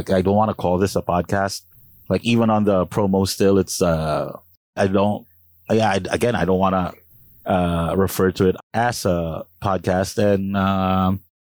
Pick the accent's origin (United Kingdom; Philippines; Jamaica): Philippines; Calabarzon; I'm from Cavite, proudly from Cavite